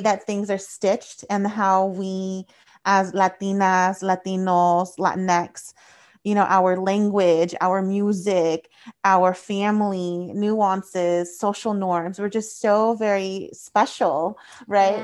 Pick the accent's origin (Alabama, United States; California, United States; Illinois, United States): California, United States; Paso Robles; My hometown is Paso Robles.